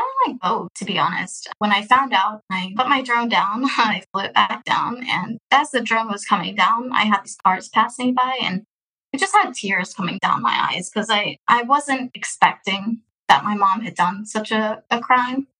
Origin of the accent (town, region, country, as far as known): Houston, Texas, United States; born or raised there; also born or lived in Russia